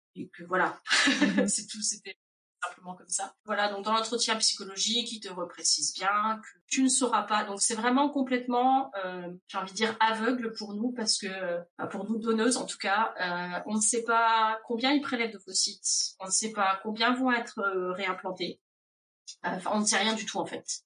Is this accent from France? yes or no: yes; France; moved away as an adult; now in Indiana, United States; Je suis originaire de France.